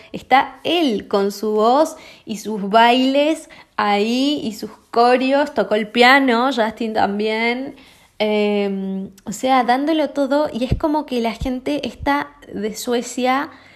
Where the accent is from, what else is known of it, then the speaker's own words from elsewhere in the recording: Argentina; los argentinos en ese sentido somos